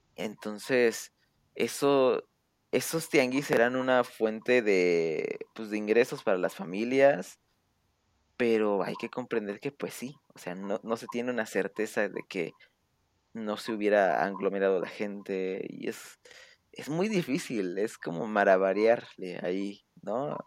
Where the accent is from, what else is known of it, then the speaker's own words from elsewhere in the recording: Mexico; en mi pueblito, pues estamos aquí